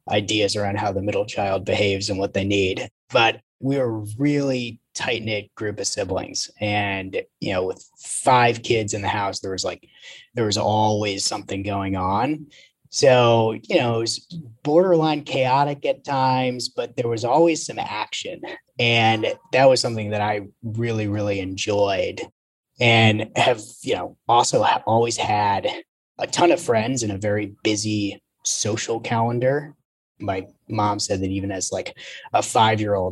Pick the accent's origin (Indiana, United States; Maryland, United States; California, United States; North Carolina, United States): Maryland, United States; Potomac; also born or lived in Chicago; now in New York City, United States; I've lived all over though, but I was born and raised just outside of DC and in Maryland